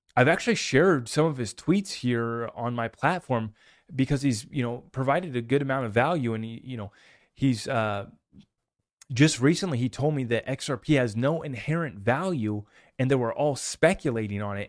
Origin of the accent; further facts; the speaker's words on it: United States; I'm an American